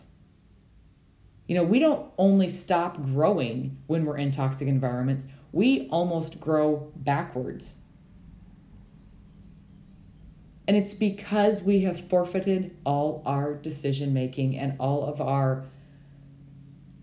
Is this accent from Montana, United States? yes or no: yes; Montana, United States; I was raised in Montana